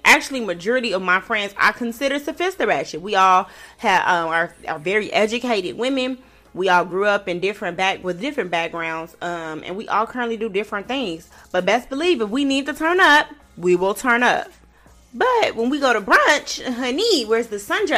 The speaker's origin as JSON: {"language": "English", "town": "Chicago", "region": "Illinois", "country": "United States", "tie": "born or raised there", "said": "I grew up in Chicago and I grew up in a hood in Chicago"}